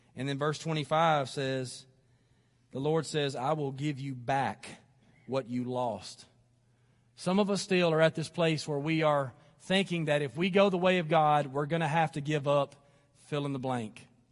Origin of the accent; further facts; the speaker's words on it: Athens, Alabama, United States; I was living here in Athens. This is, this is my hometown.